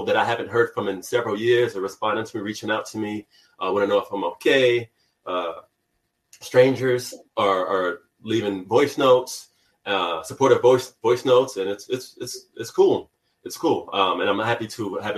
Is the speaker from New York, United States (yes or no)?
yes; New York, United States; also born or lived in California; even though I grew up in New York